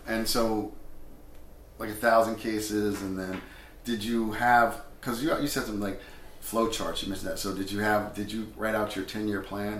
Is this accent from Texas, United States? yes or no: no; New Jersey, United States; Because I grew up in New Jersey, and it's pretty flat here.